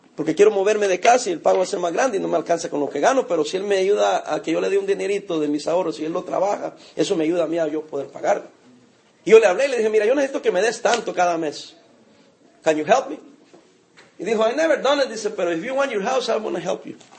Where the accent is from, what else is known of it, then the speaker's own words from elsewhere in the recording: El Salvador; now in Long Beach, United States; Soy salvadoreño